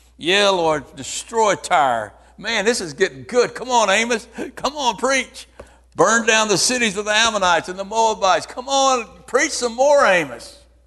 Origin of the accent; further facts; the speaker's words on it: United States; I was born in America.